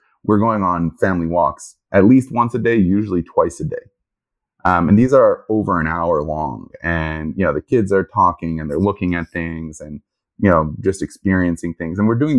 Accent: Jerusalem, Jerusalem District, Israel; also born or lived in Toronto, Canada / New York, United States; now in Houston, United States; Born in Toronto. Okay. Grew up in Jerusalem.

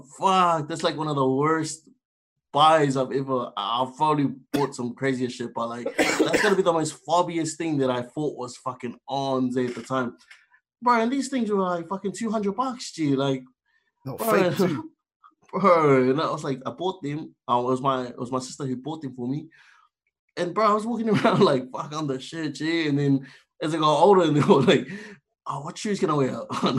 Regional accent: South Auckland, Auckland, New Zealand; born there; I was born in South Auckland.

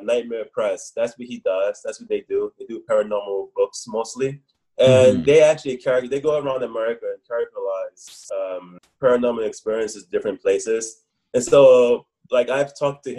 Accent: New Orleans, Louisiana, United States; moved away as an adult; also born or lived in New York / Korea; now in Taiwan; I was born in New Orleans, Louisiana

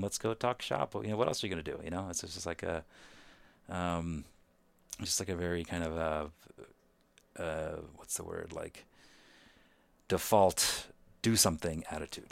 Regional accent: Kolkata, West Bengal, India; moved away; also born or lived in New York / Seattle; I was born in Calcutta, India, you know, really teeming city

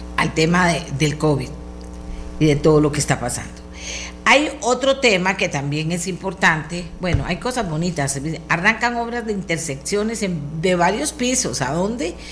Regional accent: Costa Rica; yo como buena costarricense

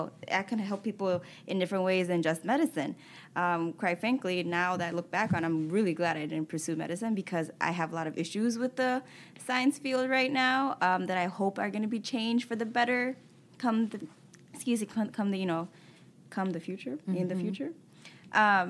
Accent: Hamtramck, Michigan, United States; I grew up in Hamtramck

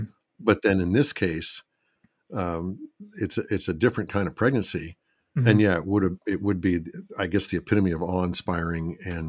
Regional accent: Philadelphia, Pennsylvania, United States; born there; also born or lived in Michigan; I was born in Philadelphia. Would that mean that I would have to go back to Philadelphia? But then I spent a lot of my life in Michigan.

